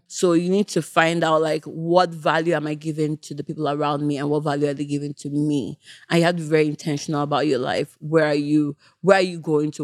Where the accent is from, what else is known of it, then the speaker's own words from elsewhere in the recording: Nigeria; moved away; also born or lived in Canada / United Kingdom; Me growing up in Nigeria, moving to Canada, moving back to the U K